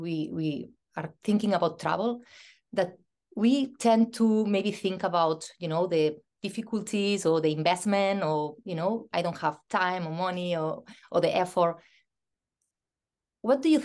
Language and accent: English; Spain; now in Ireland; I live in Ireland. I'm from Spain. I learned how to drive in Spain